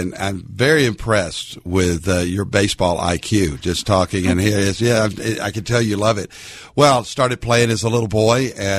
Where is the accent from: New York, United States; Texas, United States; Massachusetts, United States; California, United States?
Texas, United States; Dallas-Fort Worth; I'm a Texas Ranger fan because I'm from Dallas-Fort Worth area and love the Rangers.